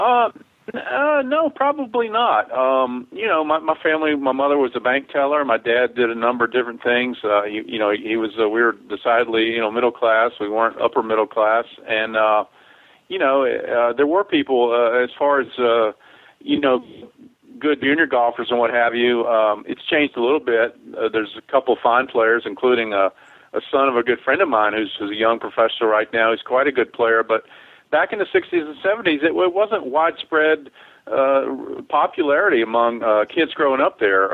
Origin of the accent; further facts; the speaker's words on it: Southern Pines, North Carolina, United States; also born or lived in Pinehurst, North Carolina; I grew up in uh, Southern Pines, North Carolina. I was born in Pinehurst at the hospital there